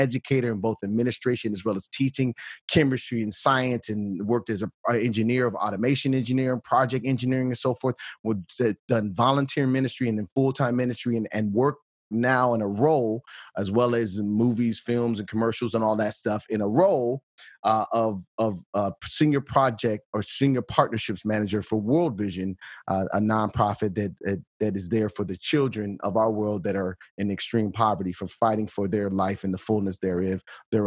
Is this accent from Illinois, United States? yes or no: yes; Bolingbrook, Illinois, United States; also born or lived in Chicago, Illinois / Akron, Ohio; Born and raised in the Chicagoland area, born in actually in a hospital on the west side of Chicago, St. Anne's, but grew up in Bolingbrook, Illinois